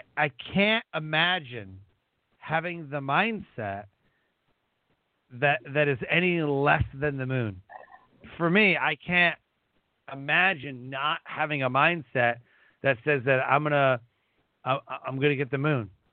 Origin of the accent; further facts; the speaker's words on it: Detroit, Michigan, United States; we grew up in Detroit, didn't really have a lot either